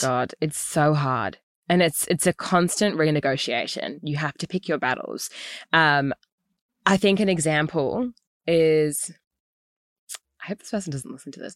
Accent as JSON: {"language": "English", "country": "Australia", "also_born_or_lived": "United States"}